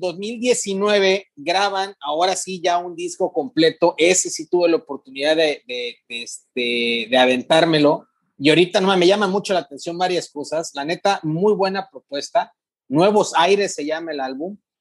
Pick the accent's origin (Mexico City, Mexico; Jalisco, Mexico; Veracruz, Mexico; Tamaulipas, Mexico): Tamaulipas, Mexico; Ciudad Mante; now in Tampico, Mexico; yo soy de Mante, pero vivo en Tapico